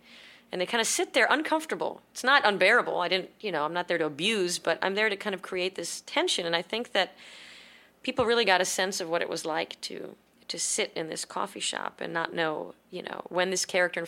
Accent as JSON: {"language": "English", "town": "Brooklyn", "region": "New York", "country": "United States", "tie": "born or raised there", "moved": "yes", "lives_now": "Israel", "said": "I live in the West Bank. I'm a settler, obviously. I grew up in Brooklyn, but I moved to Israel many years ago."}